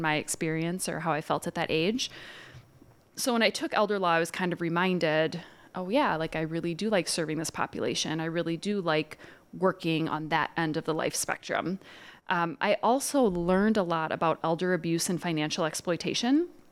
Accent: Dubuque, Iowa, United States; moved away as an adult; also born or lived in Winona, Minnesota; now in St. Paul, United States; I'm from Dubuque, Iowa.

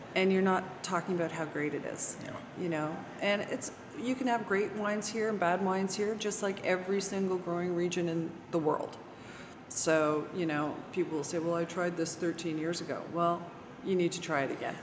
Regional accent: Toronto, Ontario, Canada; now in Virginia, United States; I'm from Toronto mm. originally

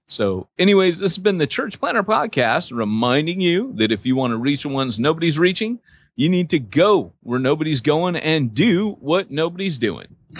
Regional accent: United States; moved away; I'm American

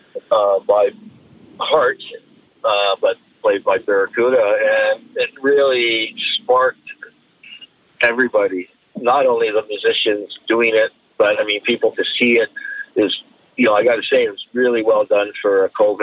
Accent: Esperanza, British Columbia, Canada; I was born up in Esperanza, BC, which is northern Vancouver Island

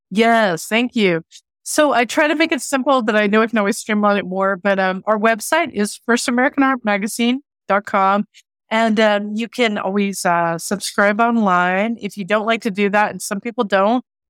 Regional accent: Oklahoma, United States; also born or lived in Santa Fe; growing up in Oklahoma

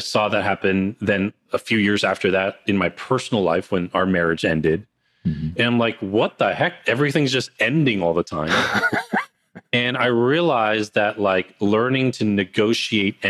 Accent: New Jersey, United States; I grew up in New Jersey and I'm here now

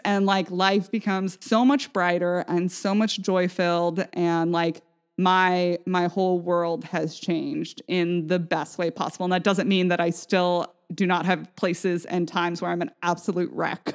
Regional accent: Vashon, Washington, United States; growing up on Vashon

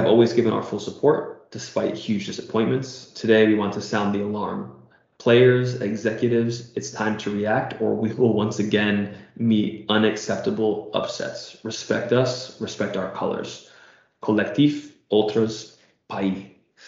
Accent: United States; as an American

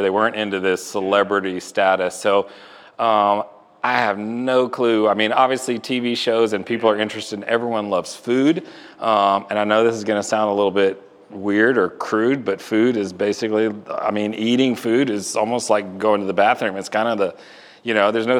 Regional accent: Houston, Texas, United States; now in Atlanta, United States; I grew up in Houston.

